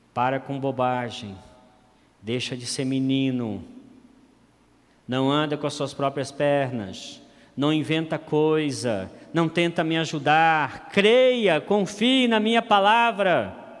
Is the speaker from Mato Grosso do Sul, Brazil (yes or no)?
yes; Campo Grande, Mato Grosso do Sul, Brazil; eu sou de Campo Grande